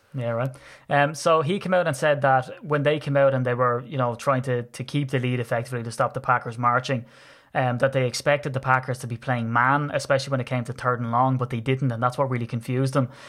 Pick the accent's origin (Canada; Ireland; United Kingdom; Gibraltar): Ireland; being persecuted for being Irish